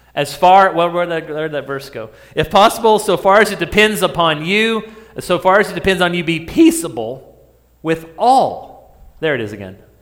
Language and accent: English; New Mexico, United States; I grew up in New Mexico